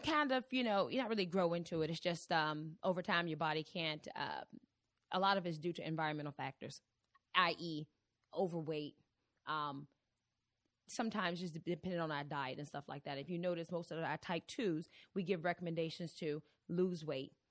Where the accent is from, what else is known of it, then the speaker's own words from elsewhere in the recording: Virginia, United States; moved away as an adult; also born or lived in Cleveland, Ohio; I am originally from Virginia